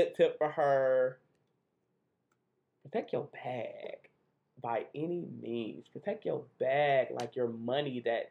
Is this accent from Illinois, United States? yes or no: yes; Chicago, Illinois, United States